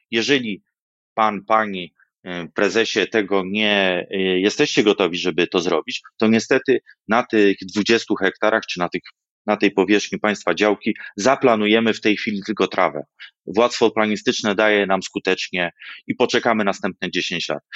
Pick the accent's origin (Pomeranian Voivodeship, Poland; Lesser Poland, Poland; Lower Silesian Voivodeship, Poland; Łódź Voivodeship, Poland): Lower Silesian Voivodeship, Poland; Wrocław; jako wrocławianin